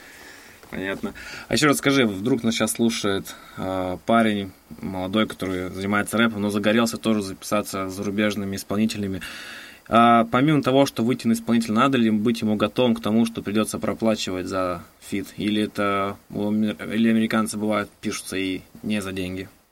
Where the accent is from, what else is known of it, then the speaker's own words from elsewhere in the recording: Novokuznetsk, Kemerovo Oblast, Russia; moved away; я сам просто из Новокузнецка